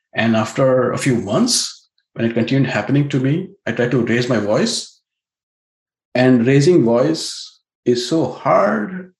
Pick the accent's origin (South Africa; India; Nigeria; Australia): India; now in Silicon Valley, United States; an Indian techie with an elite pedigree